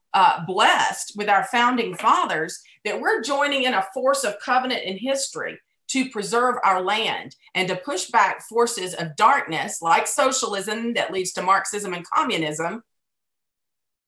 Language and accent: English; United States; As an American Christian